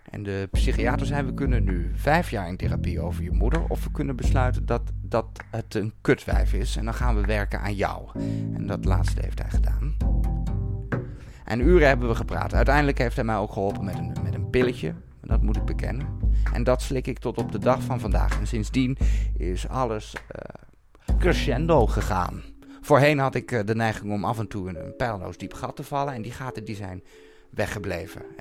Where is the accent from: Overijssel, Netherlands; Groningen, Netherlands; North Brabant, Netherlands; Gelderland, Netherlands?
Overijssel, Netherlands; Enschede; in discotheek Zodiac in Enschede waar ik vandaan kom.